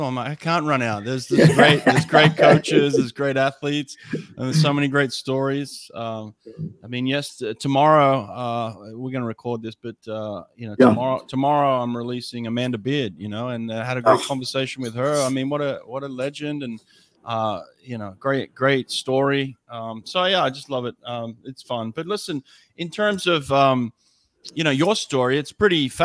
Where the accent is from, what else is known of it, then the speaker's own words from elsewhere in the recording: Sydney, New South Wales, Australia; I'm from Sydney, Australia